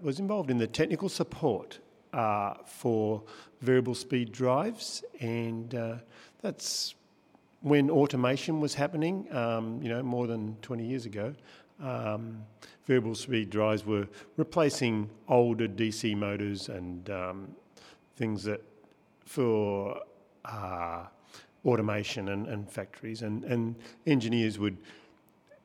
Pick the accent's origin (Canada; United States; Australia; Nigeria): Australia; Victoria; moved away as an adult; now in Tasmania, Australia; I'm from Victoria. I grew up on a farm